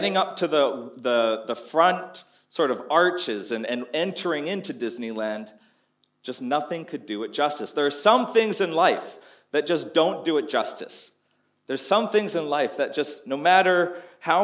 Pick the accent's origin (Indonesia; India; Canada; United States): Canada; moved away as an adult; now in Townsville, Australia; Growing up in Canada, every winter there was snow